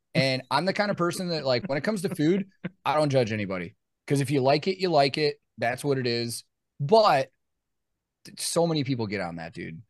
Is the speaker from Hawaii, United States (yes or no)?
no; Chicago, Illinois, United States; now in Nashville, United States; growing up in Chicago